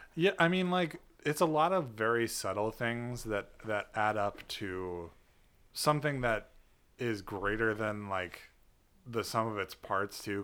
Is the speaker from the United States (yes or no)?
yes; United States; an American who is not a Buddhist